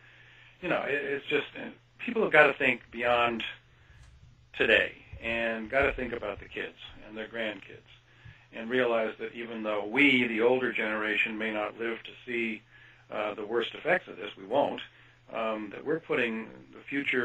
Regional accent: Kansas, United States; moved away; I grew up in Kansas, actually, for part of my life, and went to the University of Kansas.

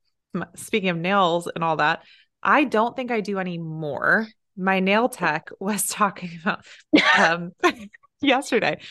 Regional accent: Silicon Valley, California, United States; moved away; we're from Silicon Valley

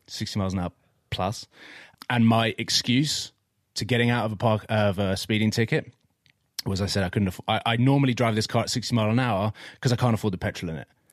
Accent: Watford, East of England, United Kingdom; where I grew up, I grew up in Watford

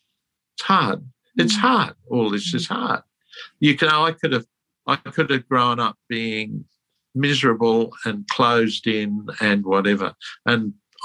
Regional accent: England, United Kingdom; born there; I was born in England during the war.

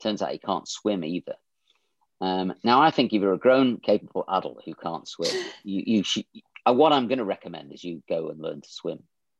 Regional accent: Bromsgrove, West Midlands, United Kingdom; also born or lived in Birmingham; I was actually born in Bromsgrove, but both my parents are from Dundee.

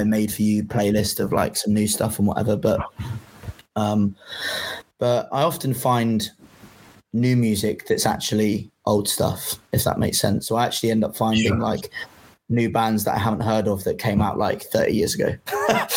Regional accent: England, United Kingdom; I'm English

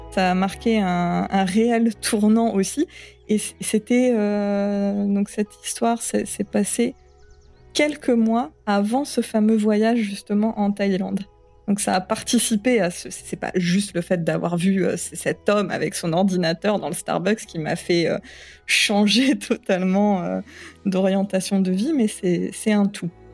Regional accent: Picardy, Hauts-de-France, France; moved away as an adult; also born or lived in Seine-Saint-Denis; now in French Polynesia; je suis née en Picardie, mais je ne suis pas restée très très longtemps. On a rapidement, enfin, mes parents ont rapidement déménagé en région parisienne. On est retourné euh, pour toute la période du collège en Picardie. Et au lycée, en milieu d'année, en cours d'année de seconde, on est retourné en région

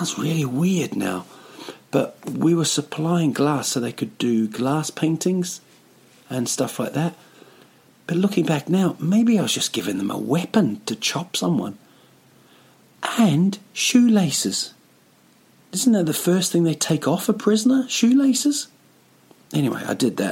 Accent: Rotorua, Bay of Plenty, New Zealand; moved away as an adult; now in Stockholm, Sweden; it's my hometown, a place called Rotorua

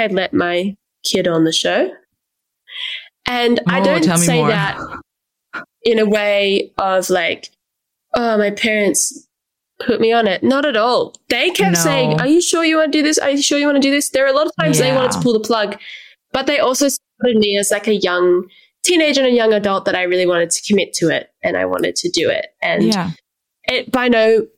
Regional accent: Canberra, Australian Capital Territory, Australia; I meant to move out of my hometown 3 years prior, but I didn't because of the pandemic, and now I'm still here

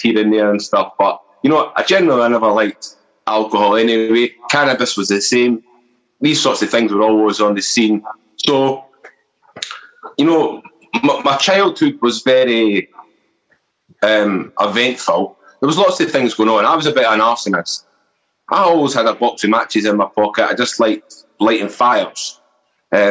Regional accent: Edinburgh, Scotland, United Kingdom; accent: Scottish; moved away as an adult; now in Fife, United Kingdom; I'm from Edinburgh, as some of you may or may not know, with a Scottish accent

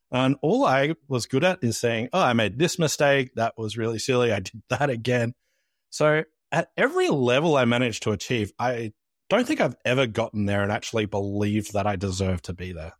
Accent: Australia

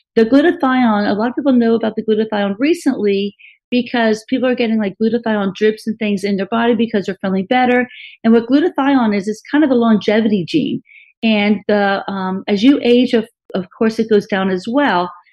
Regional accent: Miami, Florida, United States; I was raised in Miami.

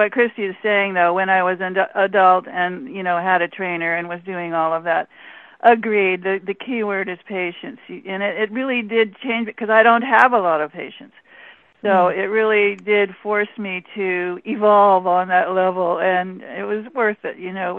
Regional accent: Alaska, United States; not, because I'm from Alaska.

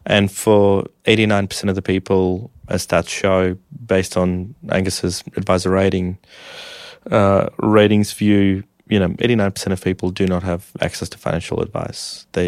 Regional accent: Russia; born there; I was born in Russia in the 90s. Well, I was born in the 80s, but, you know.

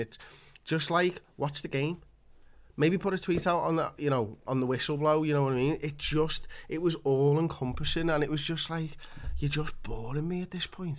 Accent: Liverpool, North West England, United Kingdom; I've got Polish blood, but I was born in Liverpool.

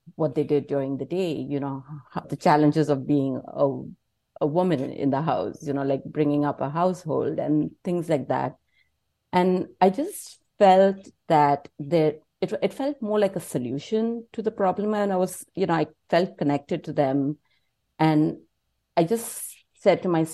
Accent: India; moved away as an adult; also born or lived in New York, United States; now in Los Angeles, United States; So I grew up in India, you know, and I moved to the United States in 2008.

